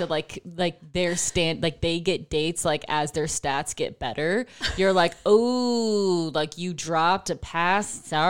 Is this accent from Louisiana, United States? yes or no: no; Buffalo, New York, United States; I'm from Buffalo, New York.